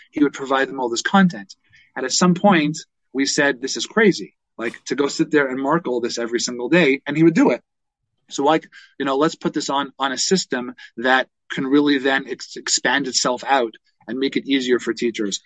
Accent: Toronto, Ontario, Canada; I grew I grew up in Toronto

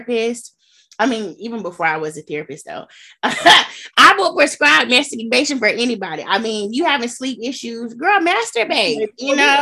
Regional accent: Gulf Coast, United States; I'm from the Gulf Coast

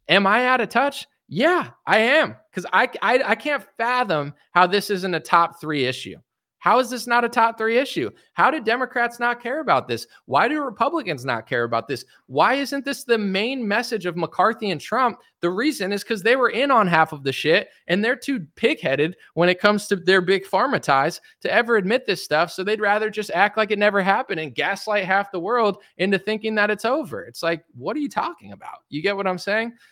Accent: United States; as an American citizen

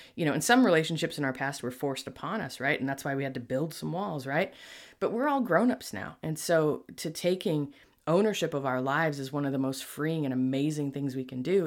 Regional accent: Buffalo, New York, United States; moved away; I'm from Buffalo

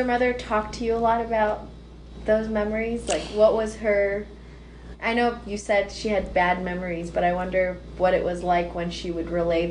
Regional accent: Turlock, California, United States; my hometown of Turlock.

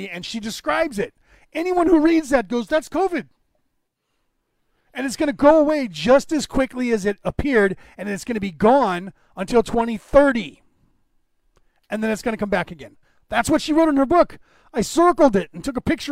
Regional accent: California, United States; accent: California; I'm from California

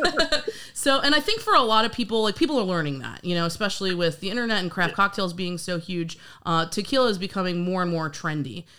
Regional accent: New York, United States; I'm actually from New York as well, and I can remember being a little kid

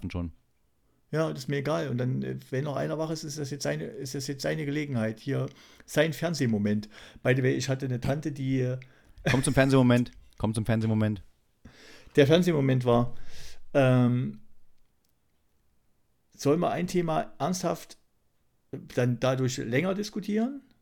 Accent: East Germany, Germany

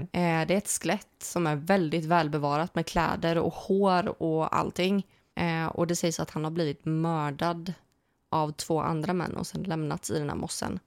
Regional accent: Småland, Sweden; Småland, det är ju, det är ju hemma. Mm. Vi är från Småland.

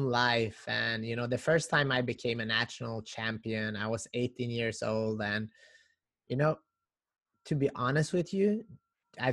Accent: North Macedonia; moved away; I'm originally from Macedonia

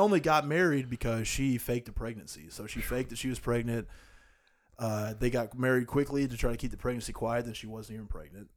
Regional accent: United States

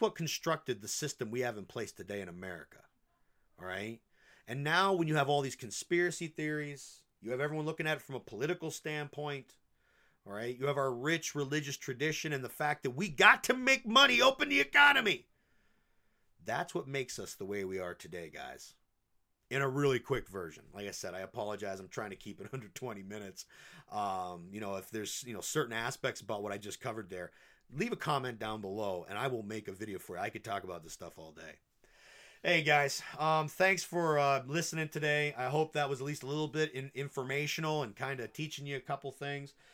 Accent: United States; as American people

